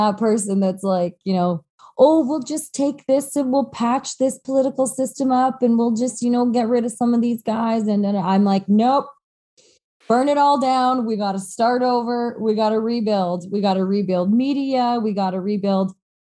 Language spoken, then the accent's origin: English; High River, Alberta, Canada; I grew up in High River, like a little bit redneck